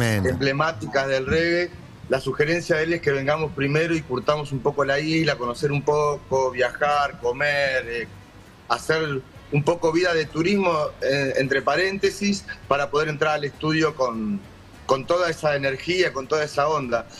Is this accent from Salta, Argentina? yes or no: no; Conurbano, Buenos Aires Province, Argentina; somos blancos, sí, pero también somos argentinos y conocemos y somos de conurbano